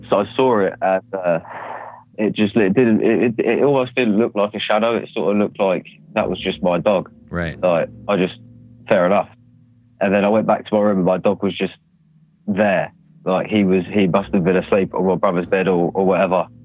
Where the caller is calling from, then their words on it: United Kingdom; uh, from the UK.